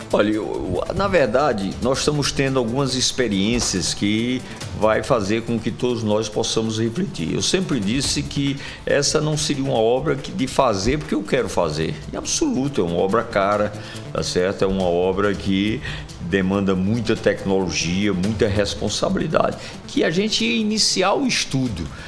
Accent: Sertão, Brazil; now in João Pessoa, Brazil; Herdei lá da minha terra, do sertão

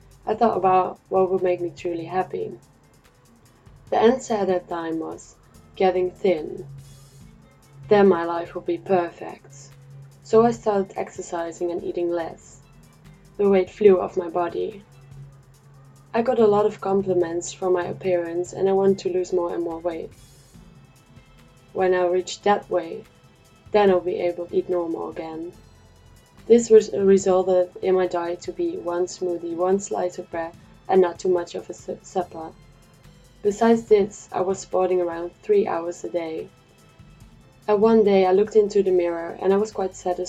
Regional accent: Netherlands; moved away as an adult; I'm from the Netherlands

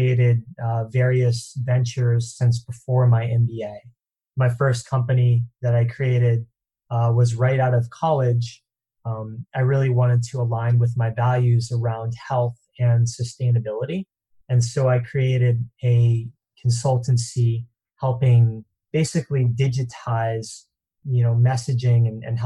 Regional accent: East Coast, United States; now in Santa Monica, United States; originally grew up on the East Coast

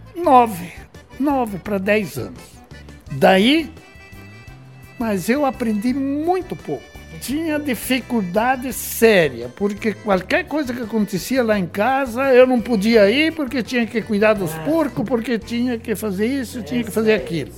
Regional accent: Sarandi, Rio Grande do Sul, Brazil; moved away as an adult; also born or lived in Dois Vizinhos, Paraná; now in Salto do Lontra, Brazil; Eu nasci em Sarandi, Rio Grande do Sul.

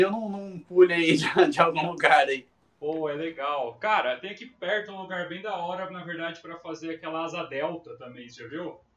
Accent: Limeira, São Paulo, Brazil; sou de Limeira, São Paulo. É do lado de Americana.

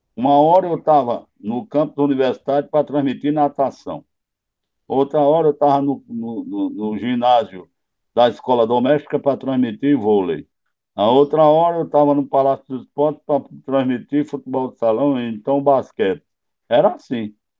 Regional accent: Natal, Rio Grande do Norte, Brazil; moved away as an adult; also born or lived in Juazeiro; na minha cidade, onde eu nasci. Eu nasci na Avenida Floriano Peixoto, 549.

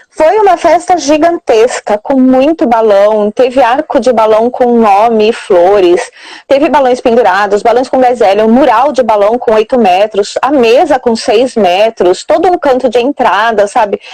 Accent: Santa Bárbara d'Oeste, São Paulo, Brazil; eu sou aqui de Santa Bárbara do Oeste, região de Campinas, São Paulo

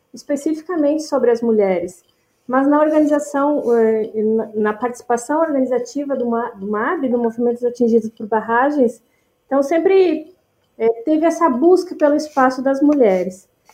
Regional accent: Rio Grande do Sul, Brazil; moved away as an adult; also born or lived in Brasília / São Paulo / Rio de Janeiro; eu sou natural do Rio Grande do Sul

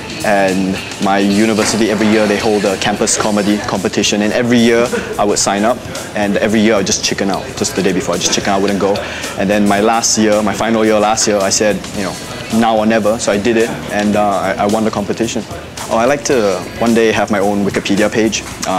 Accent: Malaysia; now in Melbourne, Australia; I'm 24. I'm from Malaysia, I think. Yes, Malaysia. I just graduated from law from the University of Melbourne.

